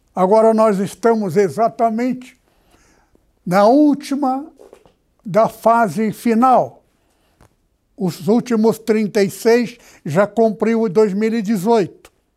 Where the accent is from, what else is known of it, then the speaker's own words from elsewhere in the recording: Presidente Prudente, São Paulo, Brazil; moved away; Estive na cidade onde eu nasci